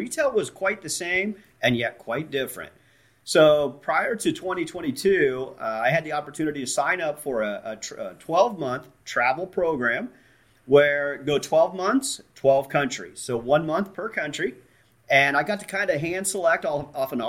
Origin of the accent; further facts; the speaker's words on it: Central Ohio, United States; I'm from Central Ohio